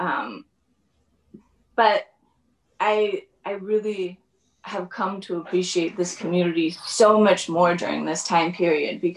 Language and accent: English; Kauai, Hawaii, United States; also born or lived in China; we live right across from another island, which is strictly for Hawaiian people. And it's called the island of Niihau. So some of the community members that live there come to school on Kauai